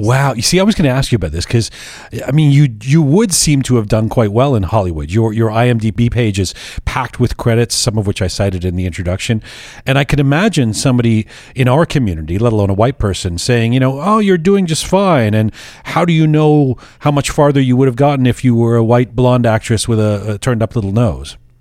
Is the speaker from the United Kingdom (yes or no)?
yes; England, United Kingdom; moved away; when I was growing up in England, they called me …